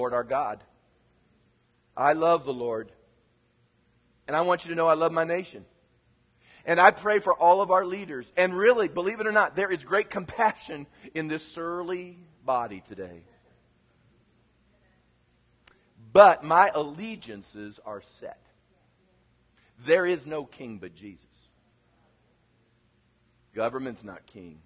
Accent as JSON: {"language": "English", "region": "Kansas", "country": "United States", "moved": "yes", "said": "my home state of Kansas"}